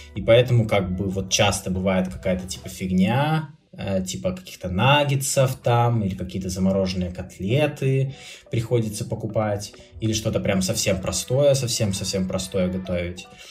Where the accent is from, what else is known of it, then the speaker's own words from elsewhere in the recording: Republic of Karelia, Russia; moved away; я как бы не москвич сам по себе, но в городе, где я вырос, хотя это Карелия